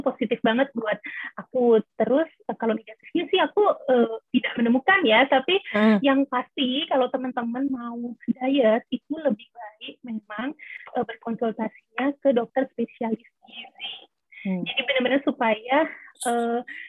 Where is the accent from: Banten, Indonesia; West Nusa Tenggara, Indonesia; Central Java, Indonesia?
West Nusa Tenggara, Indonesia; Lombok; also born or lived in Australia; aku uh, asalnya dari Lombok